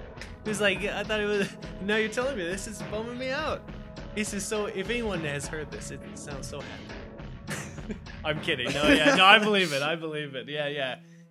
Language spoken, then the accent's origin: English; United States; first language English; obviously I speak English, I'm an American.